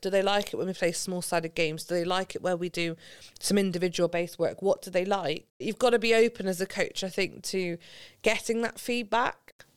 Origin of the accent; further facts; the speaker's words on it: Gloucestershire, South West England, United Kingdom; So I'm from Gloucestershire, in case you can't tell from the accent. I, we grew up on a street